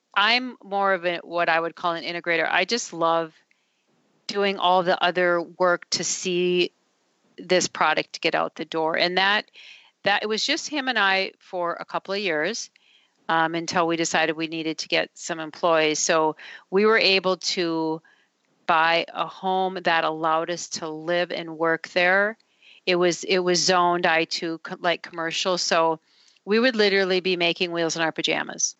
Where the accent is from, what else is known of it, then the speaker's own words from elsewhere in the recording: Duluth, Minnesota, United States; I grew up in Duluth, Minnesota, which is very hilly, uh, very cold